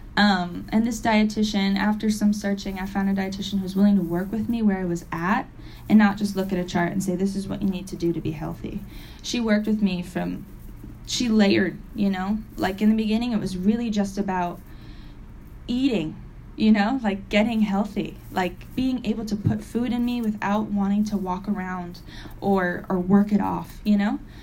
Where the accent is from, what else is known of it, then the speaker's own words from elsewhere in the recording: Springfield, Massachusetts, United States; I'm from Massachusetts. I'm from Springfield, Mass, it is a, I was lucky enough to live in the suburbs